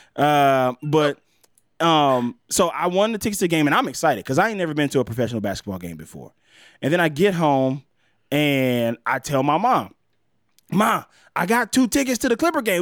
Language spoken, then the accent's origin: English; Mississippi, United States; I'm from Mississippi